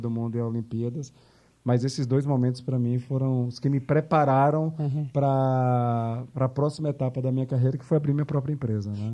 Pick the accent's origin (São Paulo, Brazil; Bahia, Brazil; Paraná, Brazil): Bahia, Brazil; Salvador; moved away; also born or lived in New York; Sou de Salvador